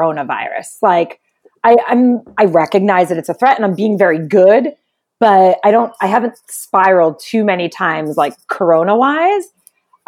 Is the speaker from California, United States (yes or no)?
no; New York City, New York, United States; accent: New York; moved away as an adult; now in Los Angeles, United States; I grew up, I was born and raised in Brooklyn in New York.